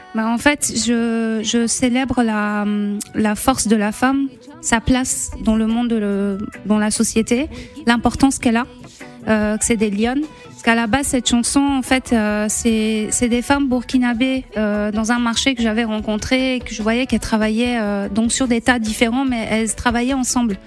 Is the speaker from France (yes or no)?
no; Côte d’Ivoire; also born or lived in Liberia / Lebanon (ancestry); on s'est réfugié en Côte d'Ivoire